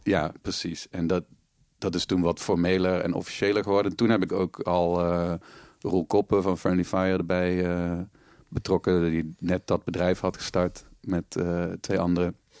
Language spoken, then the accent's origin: Dutch; Panningen, Limburg, Netherlands; moved away as an adult; also born or lived in Maastricht; in Panningen woonde, het dorp waar ik ben opgegroeid in Noord-Limburg